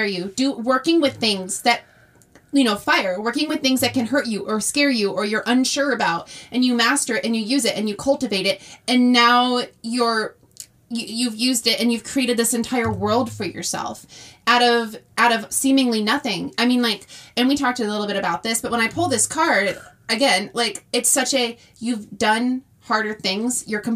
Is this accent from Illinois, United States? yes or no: yes; Illinois, United States; I grew up in the middle of nowhere, Illinois